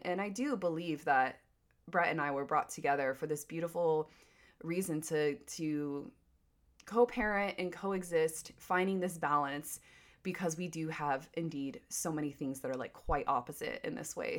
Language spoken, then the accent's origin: English; Wilmington, North Carolina, United States; moved away as an adult; also born or lived in California; Wilmington, North Carolina is my hometown